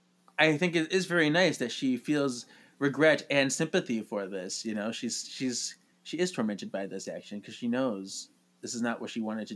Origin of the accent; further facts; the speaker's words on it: United States; I'm American.